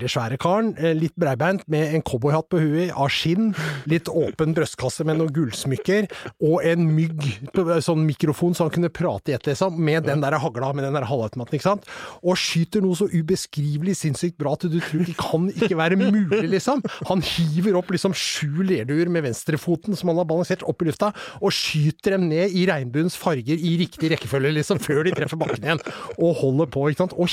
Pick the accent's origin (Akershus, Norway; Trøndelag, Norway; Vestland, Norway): Akershus, Norway; Asker; Jeg er fra Asker.